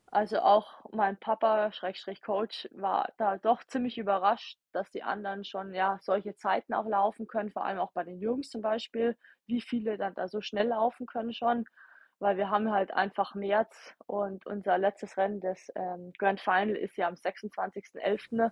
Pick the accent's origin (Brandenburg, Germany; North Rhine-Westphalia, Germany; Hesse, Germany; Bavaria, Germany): Bavaria, Germany; Ingolstadt; ich bin ja aus Ingolstadt